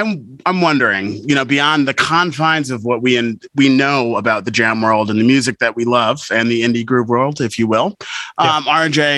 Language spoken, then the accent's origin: English; Glastonbury, Connecticut, United States; I am from Glastonbury, Connecticut.